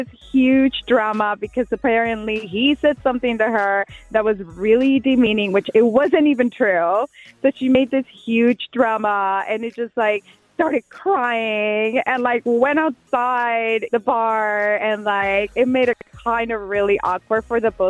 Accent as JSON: {"language": "English", "country": "Puerto Rico", "said": "I'm from Puerto Rico"}